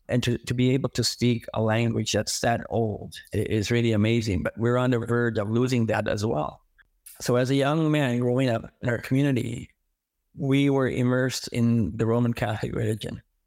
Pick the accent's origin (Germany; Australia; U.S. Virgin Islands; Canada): Canada; Big Cove, New Brunswick; first language Mi'kmaq; English is a second language; I uh, was born and raised in uh, First Nation community. It was called Big Cove back then.